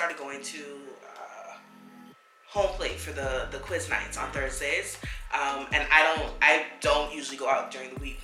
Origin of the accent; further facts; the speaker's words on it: Bahamas; accent: Bahamian; moved away; my Bahamian accent comes out